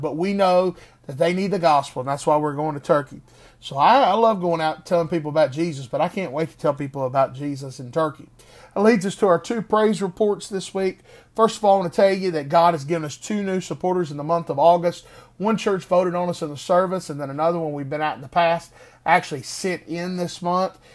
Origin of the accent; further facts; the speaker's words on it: Greensboro, North Carolina, United States; Greensboro, North Carolina, my hometown, my home city.